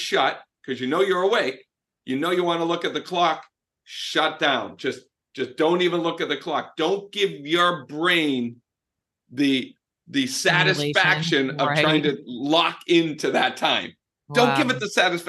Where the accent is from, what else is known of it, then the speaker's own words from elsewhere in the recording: Boston, Massachusetts, United States; I'm from Boston. I'm Italian